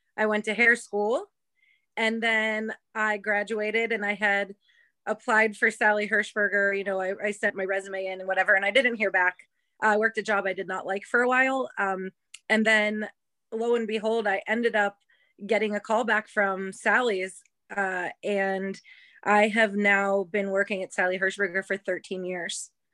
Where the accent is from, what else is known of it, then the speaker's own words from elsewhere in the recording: Ohio, United States; moved away; also born or lived in Las Vegas / New York City; I'm from Ohio originally.